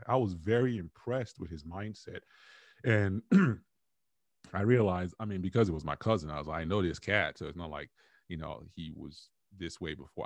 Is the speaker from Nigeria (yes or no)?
yes; Nigeria; moved away as an adult; now in United States; I grew up in Nigeria, came here when I was 21.